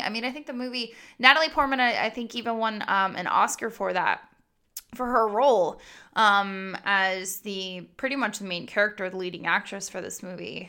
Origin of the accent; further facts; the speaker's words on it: Goldsboro, North Carolina, United States; I was born in Goldsboro, North Carolina